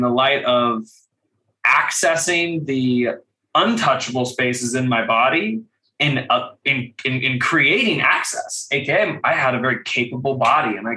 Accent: Kentucky, United States; growing up in Kentucky

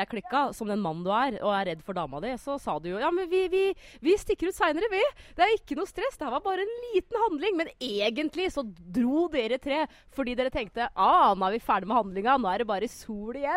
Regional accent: Norway; Men som nordmann så tenker man sånn Spania, samme det vel. Er det februar, så er det bra vær.

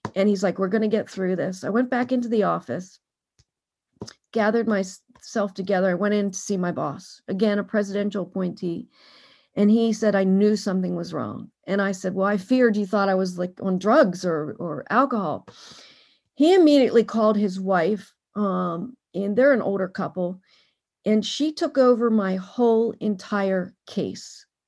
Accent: Harrisburg, Pennsylvania, United States; also born or lived in Camp Hill, Pennsylvania; now in Washington, D.C., United States; I'm originally from Harrisburg, Pennsylvania.

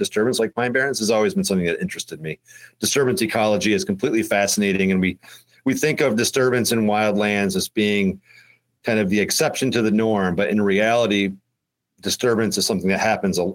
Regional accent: Johnstown, New York, United States; Originally, I'm from the northern edge of Johnstown, New York

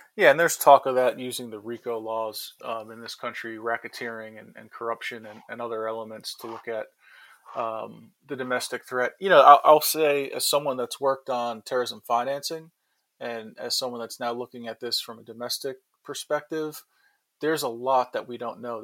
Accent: New York, United States; being a New Yorker

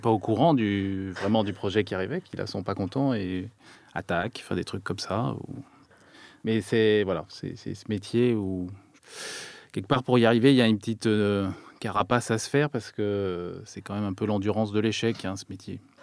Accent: France; en tant que Français

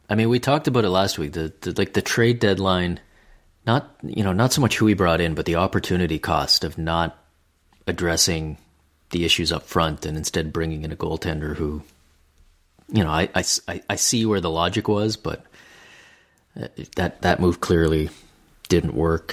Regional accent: Canada; as a Canadian

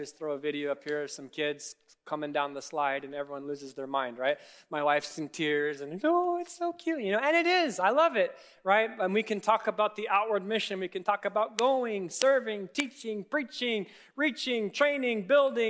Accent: Kenya; now in United States; I grew up in Kenya

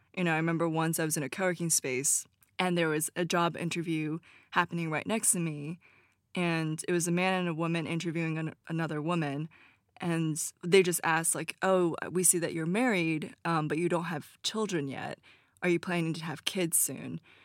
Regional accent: United States; since I'm American

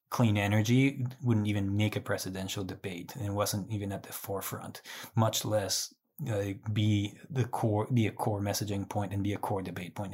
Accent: Guatemala; moved away as an adult; also born or lived in Arkansas; now in Colorado, United States; I was born and raised in Guatemala.

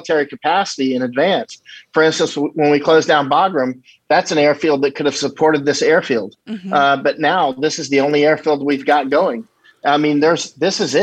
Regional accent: Winter Haven, Florida, United States; moved away; also born or lived in Afghanistan / Iraq / India / Nepal; I grew up in a place called Winter Haven, Florida

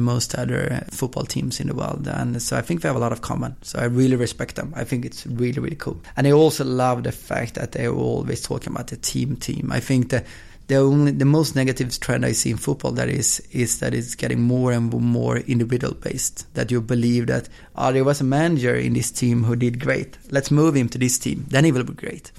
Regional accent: Östersund, Jämtland, Sweden; now in Gothenburg, Sweden; I was born in Gothenburg, and when I was two, I moved to um, Östersund, which is in the in the middle of Sweden, small town

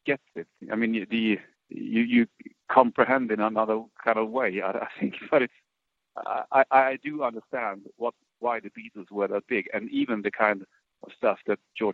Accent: Sweden; born or raised there; now in Stockholm, Sweden

